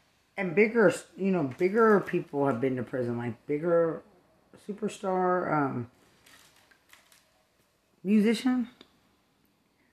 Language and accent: English; Lubbock, Texas, United States; I'm from Lubbock, Texas.